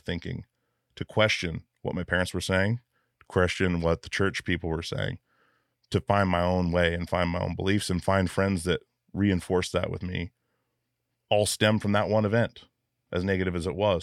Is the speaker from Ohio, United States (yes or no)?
no; Alaska, United States; growing up in Alaska where things can kill you at any moment